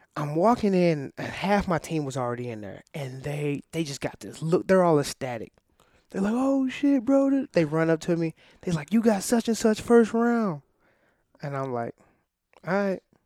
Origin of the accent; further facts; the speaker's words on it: Illinois, United States; I'm from Illinois